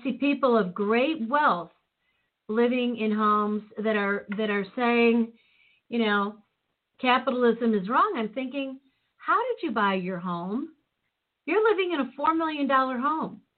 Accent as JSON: {"language": "English", "town": "Chicago", "region": "Illinois", "country": "United States", "tie": "born or raised there", "said": "when I was growing up in Chicago in the city, we had Officer Friendly"}